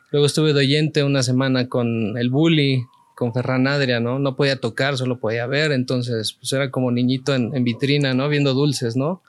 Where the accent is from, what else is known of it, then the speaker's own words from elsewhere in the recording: Mexico City, Mexico; una niñez cualquiera en la Ciudad de México